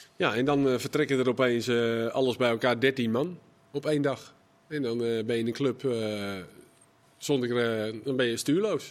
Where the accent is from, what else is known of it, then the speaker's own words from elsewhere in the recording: Volendam, North Holland, Netherlands; als Volendammer